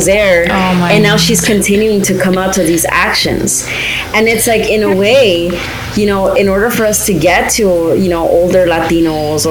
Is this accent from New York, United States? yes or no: yes; New York, United States; I'm from New York